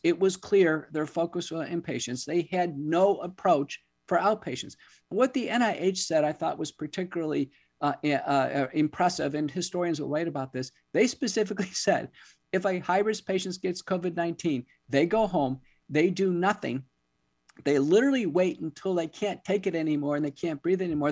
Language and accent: English; United States; as an American